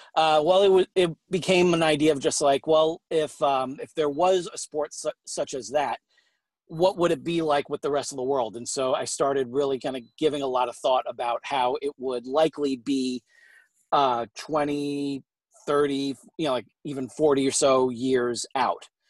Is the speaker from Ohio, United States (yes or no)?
no; New York, United States; now in St. Louis, United States; I am originally from New York, but I'm uh, currently based out of uh, St. Louis, Missouri